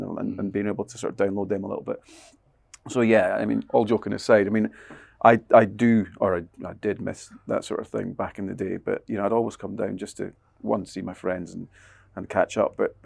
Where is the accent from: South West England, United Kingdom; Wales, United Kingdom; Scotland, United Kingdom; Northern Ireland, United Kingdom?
Scotland, United Kingdom; I'm a Scotsman.